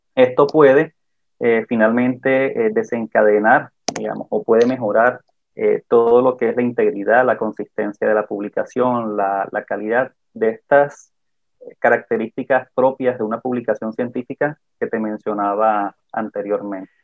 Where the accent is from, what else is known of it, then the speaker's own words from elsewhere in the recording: Caribbean Region, Colombia; yo soy del Caribe colombiano